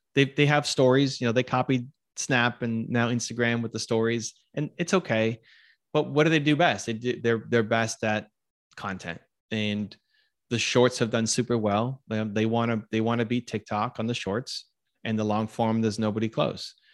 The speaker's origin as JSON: {"language": "English", "country": "Canada", "said": "I'm Canadian"}